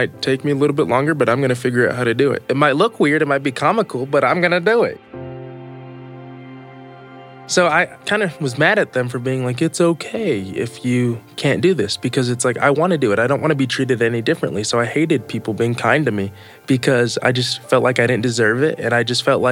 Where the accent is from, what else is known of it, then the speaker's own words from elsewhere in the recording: United States; also born or lived in Brazil; And I was flown to the U.S.